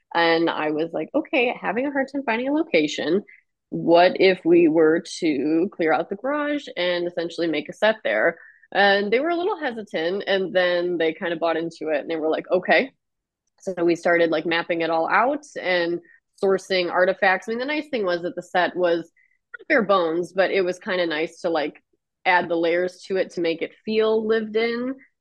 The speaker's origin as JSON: {"language": "English", "town": "Clarkston", "region": "Michigan", "country": "United States", "tie": "born or raised there", "also_born_or_lived": "Troy, Michigan", "said": "I grew up in Clarkston, Michigan. It is a bit north of Detroit."}